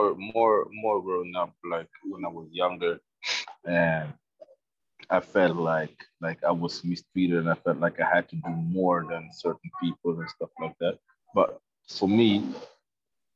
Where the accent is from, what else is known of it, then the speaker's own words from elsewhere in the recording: Sweden; I'm a black man growing up in Sweden